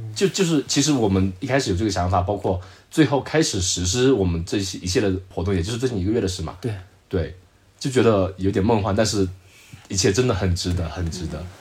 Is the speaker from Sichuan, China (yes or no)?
no; Zhejiang, China; 我说：“我浙江的。”